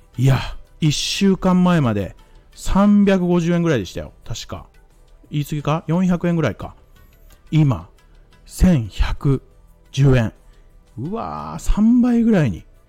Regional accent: Mie, Japan; 僕三重県出身なんですよ

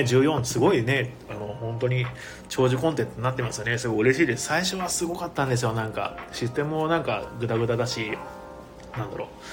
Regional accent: Ehime, Japan; now in Tokyo, Japan; 僕も愛媛県出身

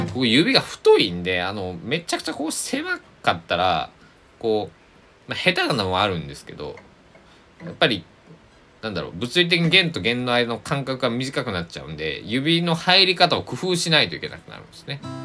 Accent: Kochi, Japan; moved away as an adult; also born or lived in Kagawa Prefecture; now in Kagawa, Japan; 高知県生まれ育ちな僕は

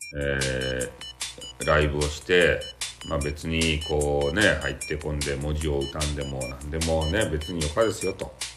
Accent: Fukuoka, Japan; accent: Hakata dialect; 俺が博多弁で言いよるやつ

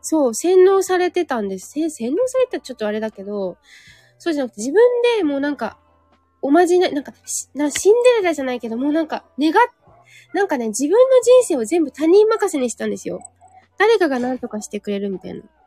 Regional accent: Yokohama, Kanagawa, Japan; うちの実家の陽光台っていう店舗

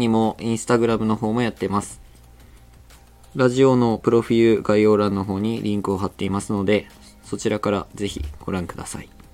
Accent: Miyazaki, Japan; accent: Miyazaki dialect; ずっと宮崎です

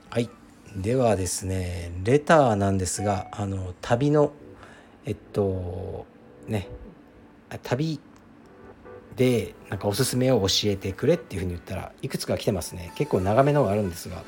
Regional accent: Akita, Japan; 私は秋田県出身ですが彼女らは秋田県の幹線道路を走っていると突如として出現します

